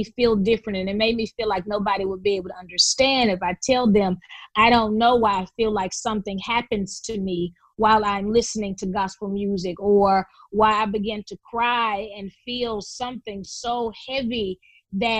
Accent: Memphis, Tennessee, United States; we grew up in Memphis

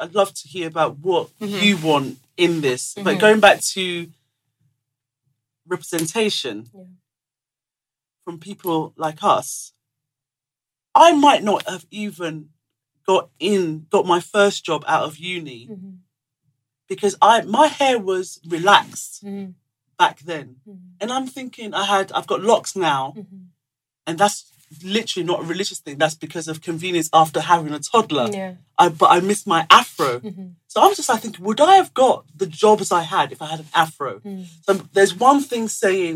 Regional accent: Lagos, Nigeria; moved away; back home, I was raised in Lagos. I literally, in village, but mainly in Lagos

